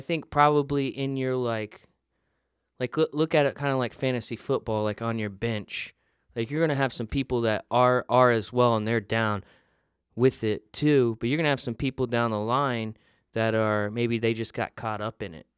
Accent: the South, United States; I'm from the South

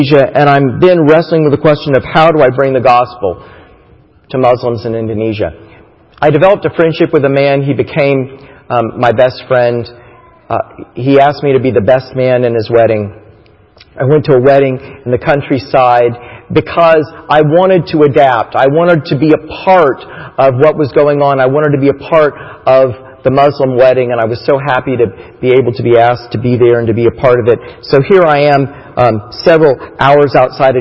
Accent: Titusville, Florida, United States; moved away; we grew up in Titusville, Florida, near Disney World

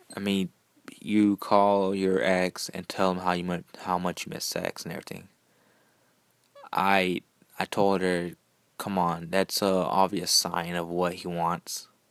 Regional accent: Houston, Texas, United States; I'm from Houston.

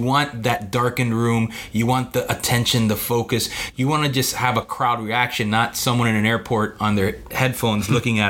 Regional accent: Miami, Florida, United States; because we're from Miami

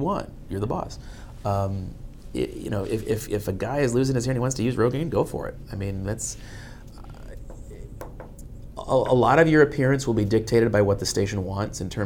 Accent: Boston, Massachusetts, United States; also born or lived in Washington, D.C. / Fort Myers; now in Miami, United States; I did work briefly in Boston, and it's my hometown

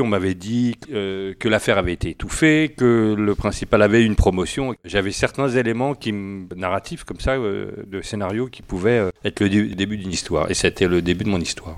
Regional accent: France; Français, oui, français. Je suis né en France, euh, oui, totalement français.

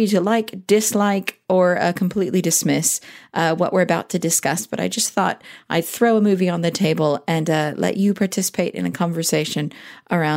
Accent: Southern California, United States; growing up in Southern California

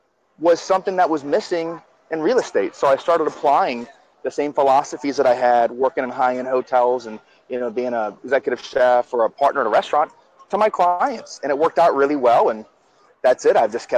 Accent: Washington, District of Columbia, United States; also born or lived in New Jersey / Brazil / Gulf Coast of Florida; now in Miami, United States; I grew up in a military government family. I was born in New Jersey, and I was raised in the Washington, D.C. area.

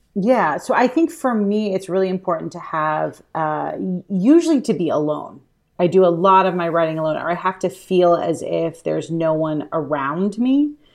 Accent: Alabama, United States; I'm from Alabama

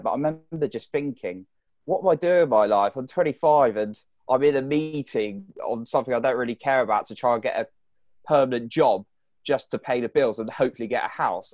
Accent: United Kingdom; if you can't tell from my accent, people listening, I, I'm from the U K.

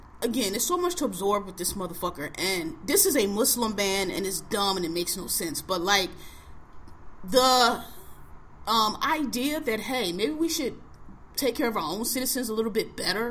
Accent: United States; I was born in America

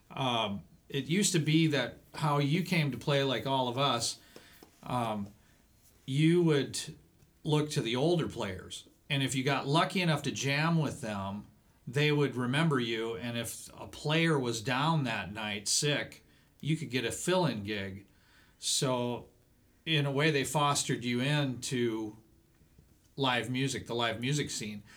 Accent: Cedar Rapids, Iowa, United States; moved away as an adult; I'm originally from Cedar Rapids

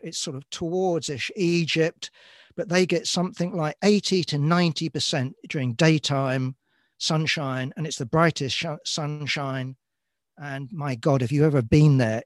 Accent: London, United Kingdom; born and raised in London

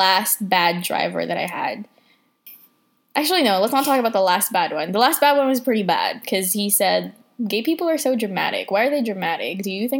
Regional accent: Philippines; Oh, my God. Yes, sir, I'm purebred.

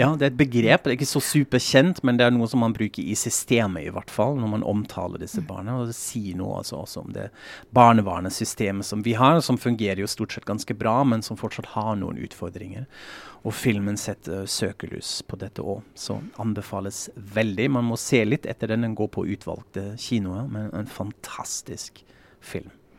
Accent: West Germany, Germany; Norwegian is a second language; now in Norway; jeg sier kulturbeutel fordi jeg er fra Vest-Tyskland

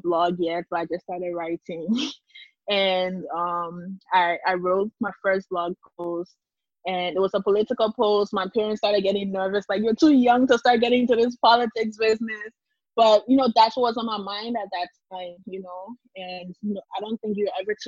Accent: Liberia; also born or lived in Monrovia, Liberia / Nimba, Liberia; I grew up in Liberia, and I not only grew up in Liberia, but I grew up between Monrovia and Nimba.

